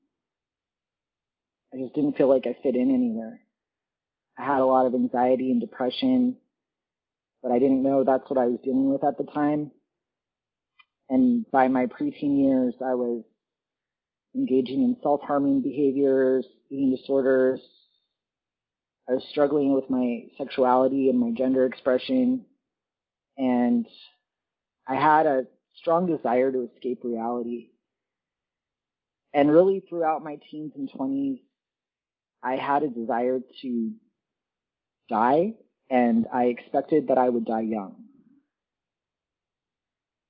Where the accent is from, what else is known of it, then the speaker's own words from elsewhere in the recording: Central Florida, United States; I grew up in Central Florida